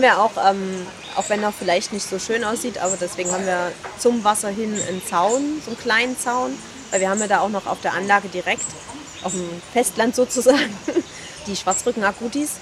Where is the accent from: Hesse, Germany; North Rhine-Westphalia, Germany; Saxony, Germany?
Saxony, Germany; Leipzig; Ich bin auch aus Leipzig